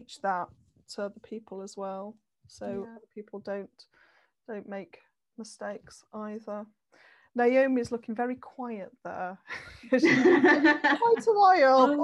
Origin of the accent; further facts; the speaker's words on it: Manchester, North West England, United Kingdom; also born or lived in Leeds; I came back to Manchester because I'm from Manchester originally